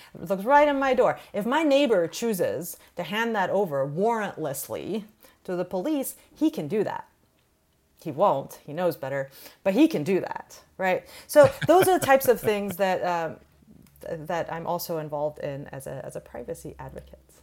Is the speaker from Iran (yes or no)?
yes; Iran; now in United States; I'm an immigrant from Iran